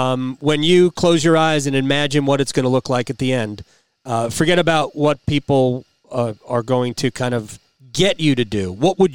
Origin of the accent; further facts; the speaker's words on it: New York area, United States; now in North Carolina, United States; I grew up in the New York area.